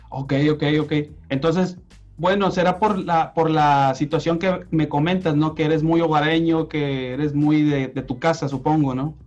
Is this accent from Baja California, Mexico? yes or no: no; Monterrey, Nuevo León, Mexico; yo soy regio, yo toda mi vida he vivido, viví, he vivido aquí en Monterrey